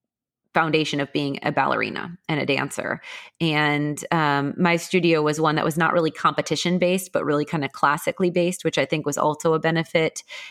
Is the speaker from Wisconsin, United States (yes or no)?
yes; Milwaukee, Wisconsin, United States; also born or lived in Naperville, Illinois; I remember the most dynamic move was from second to third grade. We moved from Naperville, Illinois to Milwaukee, Wisconsin.